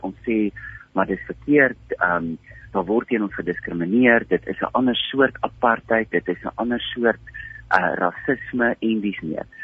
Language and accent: Afrikaans; South Africa; ons as wit Suid-Afrikaners van 2022